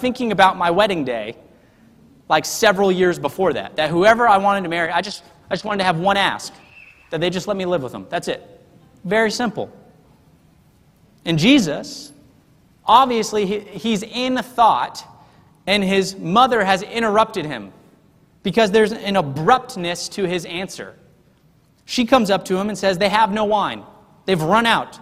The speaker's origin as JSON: {"language": "English", "region": "the South", "country": "United States", "said": "it's just part of my heart as a Southerner"}